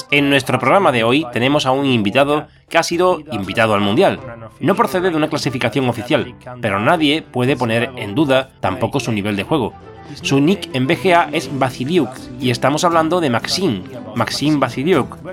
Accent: Kyiv, Ukraine; moved away as an adult; now in Montreal, Canada; Vengo de Kiev y toda mi vida he vivido allí. Actualmente resido con mi familia en Canadá, en Montreal.

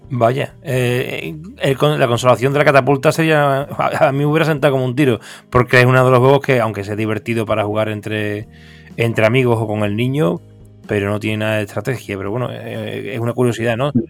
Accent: Seville, Andalusia, Spain; mi ciudad natal, Sevilla

